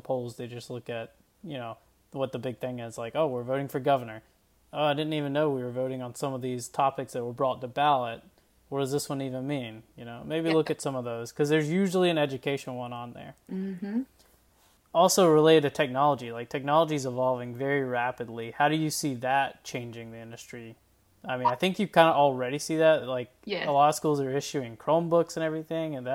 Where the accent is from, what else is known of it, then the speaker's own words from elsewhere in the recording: United States; my hometown, Baldwin County